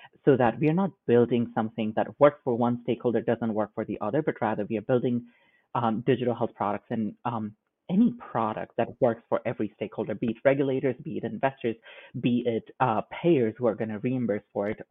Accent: India; moved away as an adult; now in United States; I grew up in India, which is a land of over 1.2 billion people.

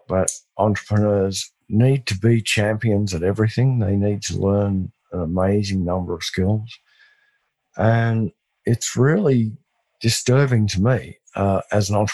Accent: West Texas, United States; accent: West Texas; my West Texas accent

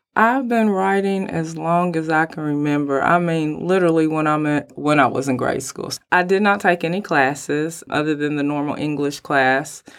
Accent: Mount Sterling, Kentucky, United States; now in Lexington, United States; I'm originally from Mount Sterling, Kentucky, and then I moved here to Lexington, Kentucky.

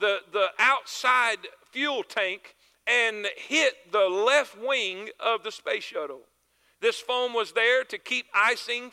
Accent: near Cocoa Beach, South Florida, United States; I grew up in South Florida, not far from Cocoa Beach and Kennedy Space Center.

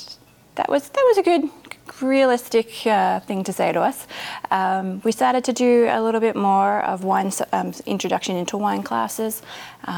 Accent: Australia; accent: thick Australian; moved away as an adult; now in Oregon, United States; I'm Australian. I was living in Australia

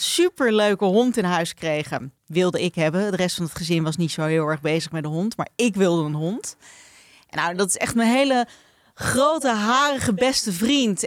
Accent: Netherlands; wij Nederlanders

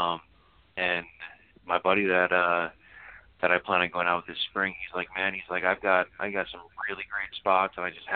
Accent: Middlesex County, New Jersey, United States; moved away; I grew up in Middlesex County

